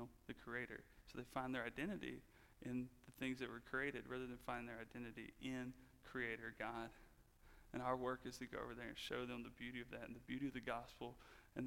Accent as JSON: {"language": "English", "region": "the Bible Belt", "country": "United States", "tie": "born or raised there", "said": "I grew up in the Bible Belt"}